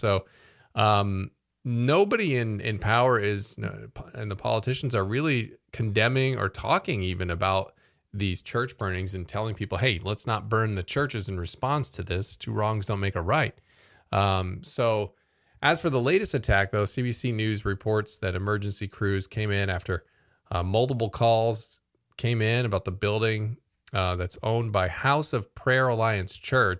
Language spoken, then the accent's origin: English; Vietnam; English is a second language; moved away; we're from Vietnam. We're refugees. We come here looking for a new life with a new church here.